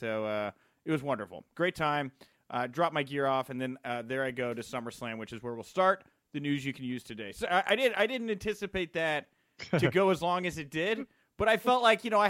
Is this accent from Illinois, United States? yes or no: yes; Chicago, Illinois, United States; Being a Chicagoan here, we have our fair share.